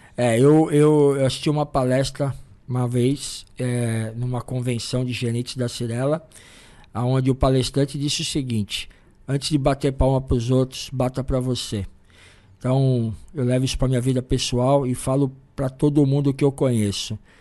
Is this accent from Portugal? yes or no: no; São Paulo, Brazil; a gente é de São Paulo